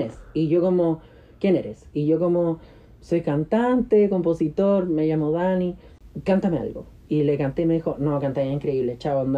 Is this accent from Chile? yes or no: yes; Santiago, Santiago Metropolitan Region, Chile; also born or lived in Antofagasta, Chile / Miami, United States; yo crecí en Antofagasta